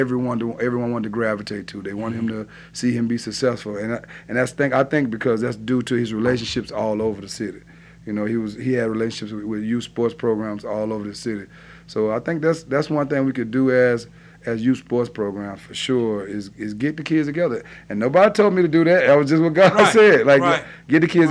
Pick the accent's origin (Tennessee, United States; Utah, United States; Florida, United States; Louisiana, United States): Louisiana, United States; Baton Rouge; I'm from the Glen Oaks area